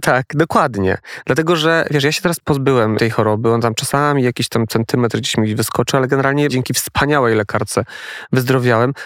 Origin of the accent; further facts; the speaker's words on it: Poland; accent: góral; now in Warsaw, Poland; jestem ze wsi a jestem ze wsi. Ja małej też. wioski góralskiej